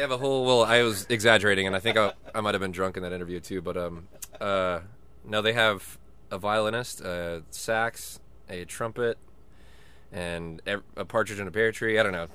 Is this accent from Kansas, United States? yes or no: no; Dallas, Texas, United States; that's my hometown